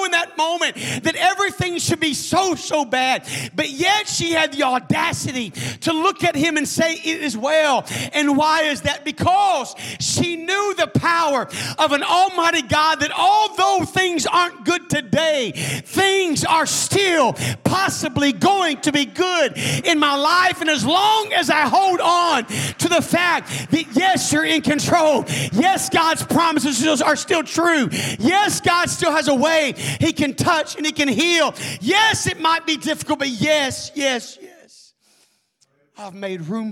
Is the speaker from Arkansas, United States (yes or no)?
yes; Arkansas, United States; I'm from Arkansas.